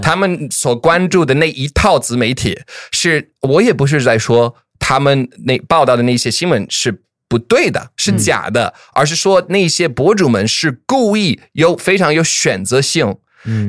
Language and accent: Chinese; the American South, United States; 我是毕竟在美国南方长大了